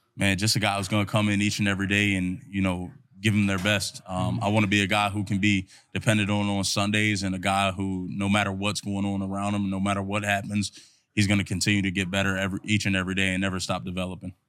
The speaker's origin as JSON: {"language": "English", "region": "Maryland", "country": "United States", "tie": "born or raised there", "said": "being from Maryland, Maryland, my hometown"}